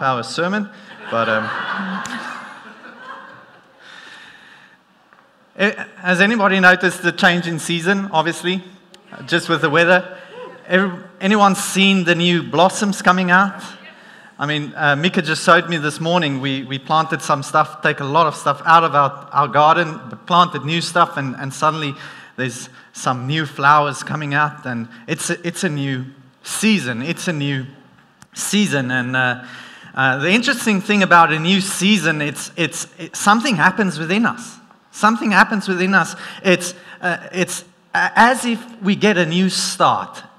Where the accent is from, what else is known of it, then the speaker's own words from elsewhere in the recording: South Africa; accent: South African; my South African accent